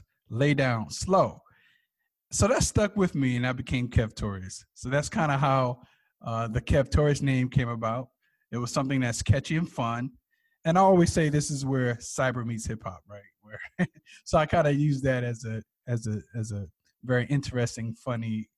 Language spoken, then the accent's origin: English; East Orange, New Jersey, United States; I grew up in East London, New Jersey.